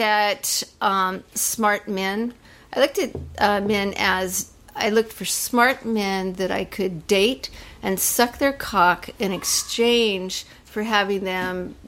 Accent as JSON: {"language": "English", "region": "California", "country": "United States", "tie": "born or raised there", "lives_now": "Los Angeles, United States", "said": "I was born and raised in California."}